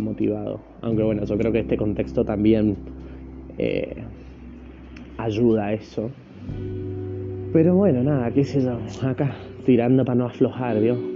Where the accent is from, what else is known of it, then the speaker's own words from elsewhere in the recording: Argentina; soy de Argentina